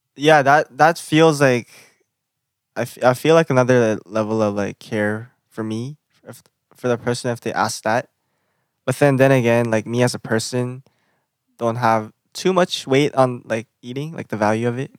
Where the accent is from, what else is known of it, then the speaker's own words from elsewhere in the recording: Canada; I'm Canadian, I'm from Canada.